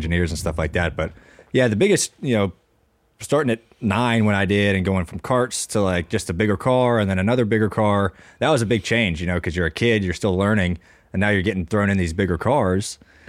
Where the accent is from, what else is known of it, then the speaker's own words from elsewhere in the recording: High Point, North Carolina, United States; also born or lived in Ohio; Born in Ohio, but I grew up in North Carolina.